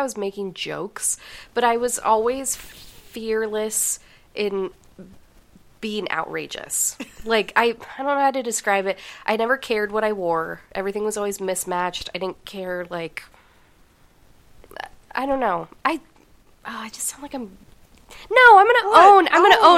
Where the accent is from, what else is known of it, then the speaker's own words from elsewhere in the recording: Denver, Colorado, United States; I grew up in Denver